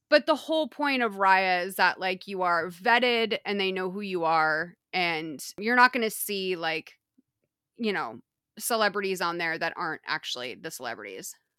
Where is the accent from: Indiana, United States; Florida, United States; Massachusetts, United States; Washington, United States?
Massachusetts, United States; I'm vowely challenged. I'm from Massachusetts. I can barely talk